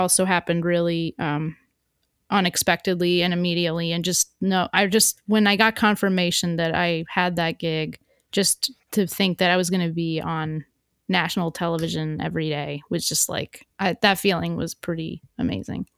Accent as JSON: {"language": "English", "region": "New York", "country": "United States", "said": "as a New Yorker"}